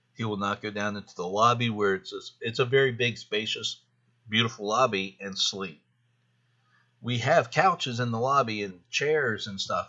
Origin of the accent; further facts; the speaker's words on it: Carlisle, Pennsylvania, United States; I live in Carlisle, Pennsylvania